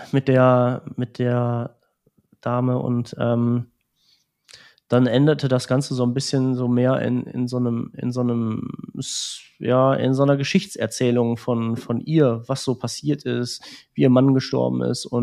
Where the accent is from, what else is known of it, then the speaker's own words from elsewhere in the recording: Transylvania, Romania; Jetzt, heute sage ich, ich komme aus Transsilvanien.